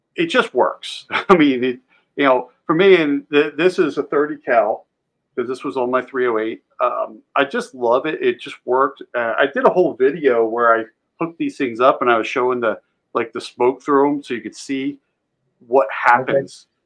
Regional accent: just outside of Philadelphia, Pennsylvania, United States; I grew up just outside of Philly

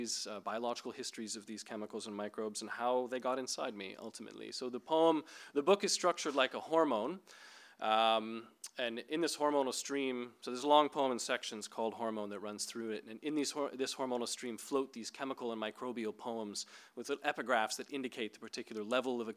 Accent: Northern Ontario, Canada; I grew up in Northern Ontario in Canada near pulp mills

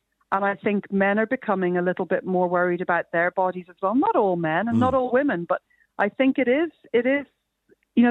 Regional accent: Ireland; we're Irish

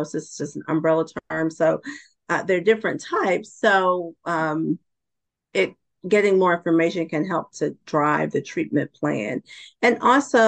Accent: Georgia, United States; moved away as an adult; relocated back to my home state of Georgia

